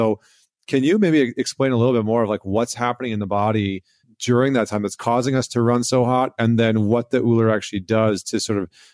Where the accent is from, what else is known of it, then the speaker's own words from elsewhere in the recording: Alberta, Canada; moved away as an adult; now in New York, United States; I grew up in Alberta, in Canada